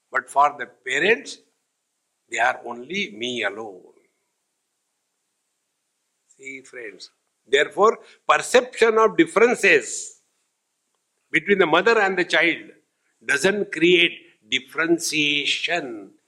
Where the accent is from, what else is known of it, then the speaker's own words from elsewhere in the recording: India; I am Indian